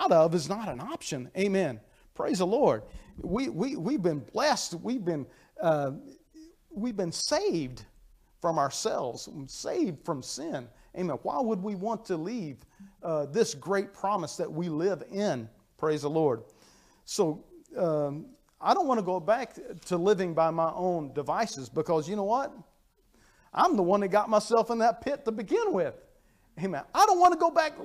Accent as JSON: {"language": "English", "country": "United States", "accent": "hillbilly", "moved": "yes", "said": "English is my second language because I grew up speaking hillbilly. And when I moved up here, I had to learn English"}